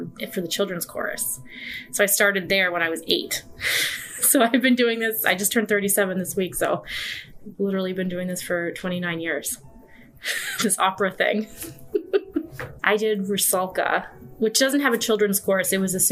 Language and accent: English; New York, United States; moved away as an adult; now in Chicago, United States; I'm from New York